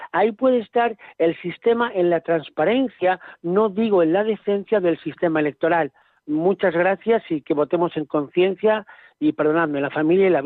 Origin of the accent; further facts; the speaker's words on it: Cantabria, Spain; soy nacido en Cantabria